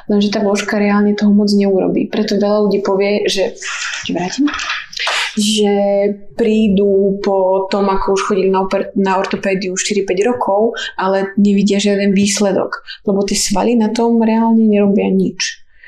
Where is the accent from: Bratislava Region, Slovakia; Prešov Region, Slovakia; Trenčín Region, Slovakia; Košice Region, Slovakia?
Trenčín Region, Slovakia; Púchov; also born or lived in Žilina; ja som odtiaľto, aký originál som od Žiliny, ale už potom, keď sme boli trochu väčšie, tak sme vyrastali pri dedine v Púchove